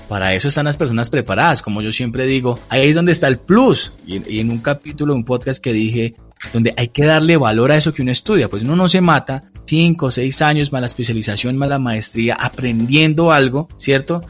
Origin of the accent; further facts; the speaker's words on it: Colombia; como buenos colombianos